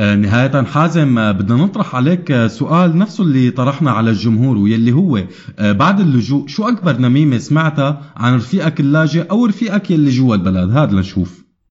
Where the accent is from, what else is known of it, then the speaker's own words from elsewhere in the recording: Syria; moved away; الحالة المخابراتية اللي عشناها كسوريين